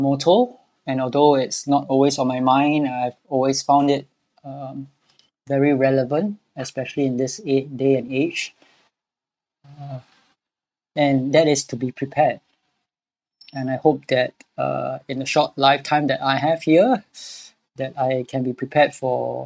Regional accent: Singapore; I'm born and bred in Singapore all my life

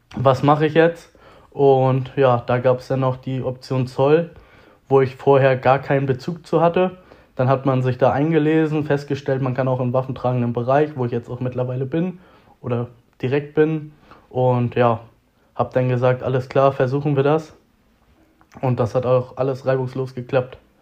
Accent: Reinfeld area, Schleswig-Holstein, Germany; born or raised there; moved away as an adult; now in Hamburg, Germany

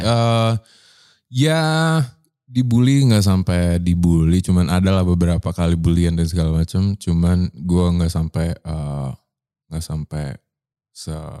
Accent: Surabaya, East Java, Indonesia; moved away as an adult; also born or lived in Medan; now in Jakarta, Indonesia; gue tumbuh di eh lahir di Medan, hmm. tumbuh di Surabaya, hmm. dewasa di Jakarta

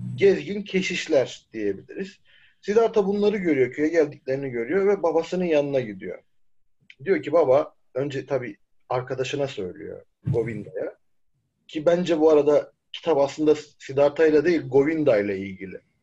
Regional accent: Çukurova, Turkey

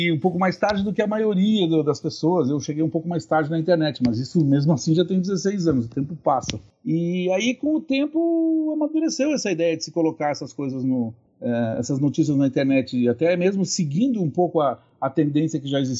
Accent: Rio Grande do Sul, Brazil; sou aqui do Rio Grande do Sul.

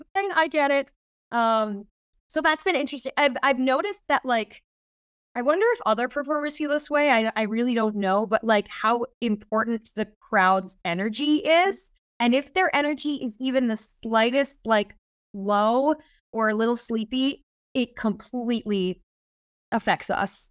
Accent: Fargo, North Dakota, United States; moved away as an adult; also born or lived in Minnesota / Brooklyn, New York; I'm originally from a very random place, which is, uh, Fargo, North Dakota

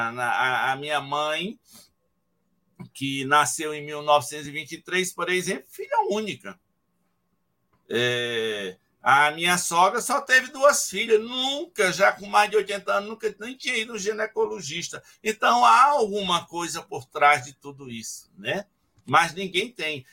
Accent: Ceará, Brazil; moved away; Na minha casa, meus pais foram 14 filhos lá no Ceará, naquele tempo. Eu sou décimo primeiro

